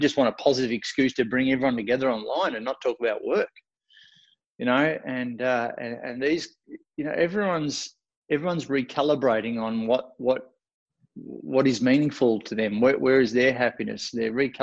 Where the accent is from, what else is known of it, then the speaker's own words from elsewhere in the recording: Australia; accent: Australian; my Australian accent